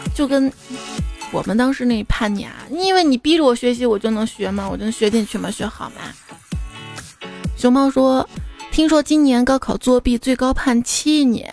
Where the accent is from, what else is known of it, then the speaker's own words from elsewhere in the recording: northern China, China; 作为一个北方人